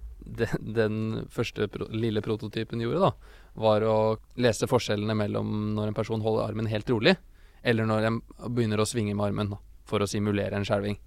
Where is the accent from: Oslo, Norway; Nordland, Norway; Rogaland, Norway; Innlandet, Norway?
Innlandet, Norway; Hamar; jeg kommer fra Hamar